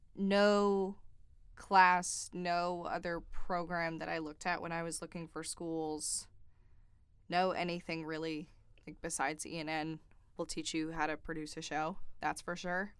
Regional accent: Greenville, South Carolina, United States; I'm actually from Greenville, and I grew up watching W Y F F four

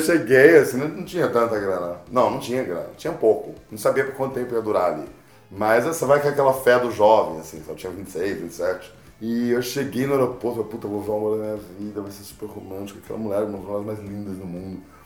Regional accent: Brazil; Sou do Brasil

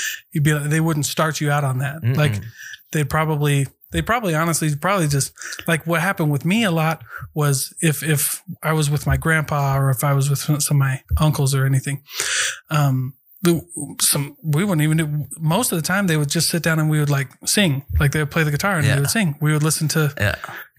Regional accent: Iowa, United States; moved away; I'm from Iowa

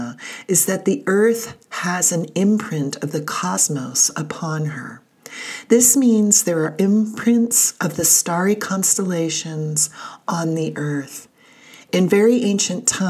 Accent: California, United States; moved away as an adult; also born or lived in southwestern Bulgaria; now in Bulgaria; My home state of California

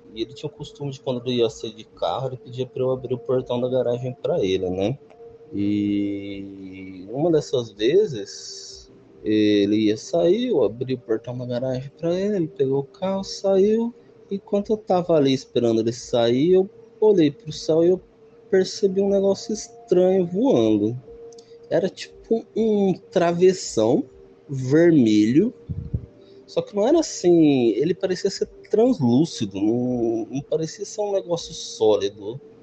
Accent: José Bonifácio, São Paulo, Brazil; eu sou do interior de São Paulo, cidade chamada José Bonifácio

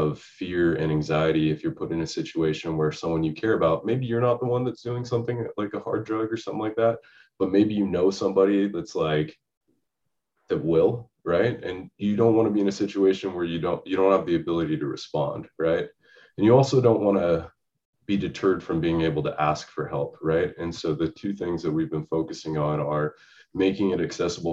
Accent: Seattle, Washington, United States; moved away as an adult; now in California, United States; when I was growing up, I'm from Seattle, Washington

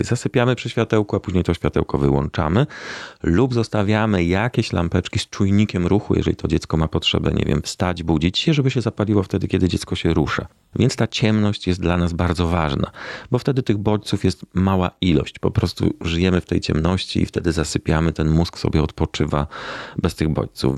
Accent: Warsaw, Masovian Voivodeship, Poland; Powiedzmy, od trzeciego roku życia w Warszawie i urodziłem się w Warszawie

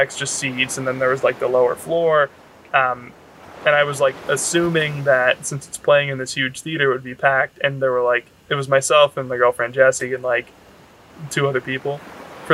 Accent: Northern California, United States; I grew up in Northern California

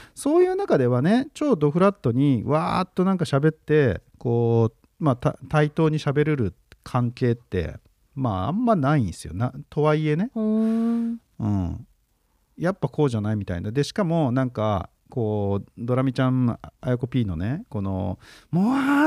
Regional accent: Chiba, Japan; 俺のその実家の千葉

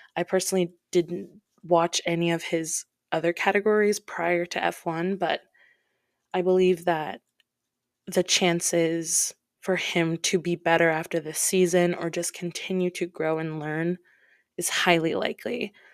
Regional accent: Midwest, United States; I'm from the States, the Midwest

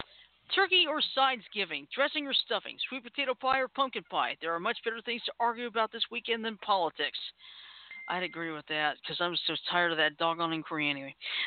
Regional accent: Midwest, United States; But my favorite dish to make is my mom's cheesy potato casserole. Hashtag I'm from the Midwest.

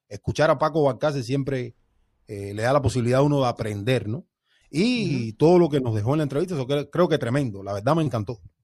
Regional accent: Cuba; a mí como cubano

